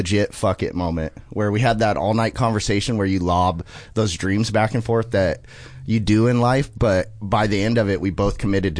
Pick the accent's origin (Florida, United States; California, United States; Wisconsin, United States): California, United States; San Diego; San Diego originally.